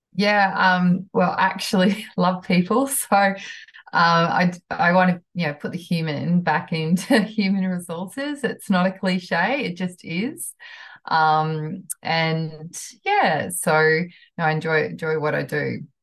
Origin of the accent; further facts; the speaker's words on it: New Zealand; moved away; I'm a Kiwi from New Zealand, from a country town